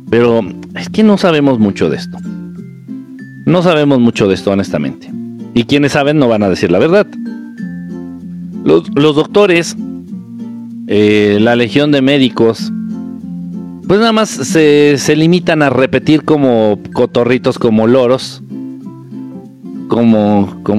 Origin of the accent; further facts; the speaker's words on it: Peru; En fin, soy de Perú y mi familia vacunada está que les da gripa fuerte si no me vacuné y estoy sano.